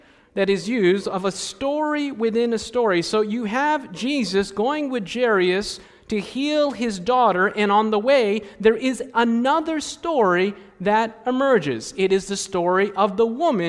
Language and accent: English; United States; growing up in the States